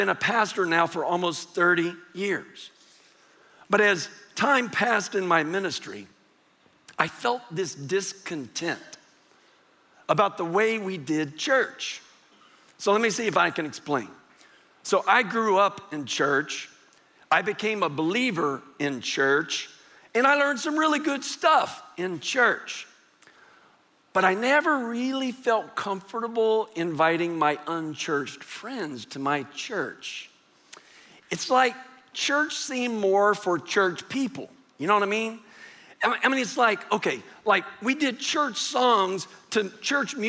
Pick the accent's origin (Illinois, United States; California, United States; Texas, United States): Texas, United States; San Antonio; I grew up here in San Antonio, went to high school here in San Antonio